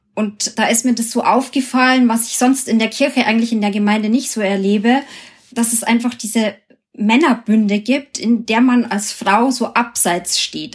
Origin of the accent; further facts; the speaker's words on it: Germany; bei uns in Deutschland